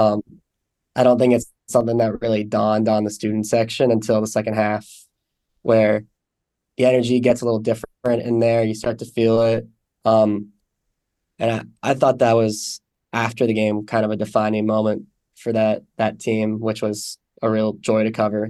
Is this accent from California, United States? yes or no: yes; San Francisco, California, United States; moved away as an adult; I'm from San Francisco originally